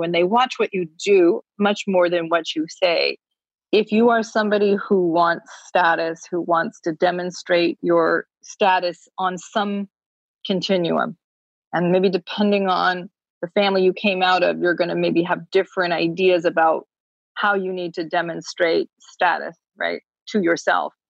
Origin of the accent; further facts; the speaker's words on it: Vermont, United States; I grew up in Vermont